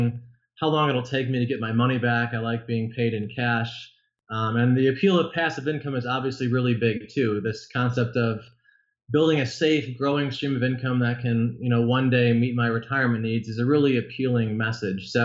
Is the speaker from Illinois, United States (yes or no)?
yes; Illinois suburbs, United States; I grew up in the Illinois suburbs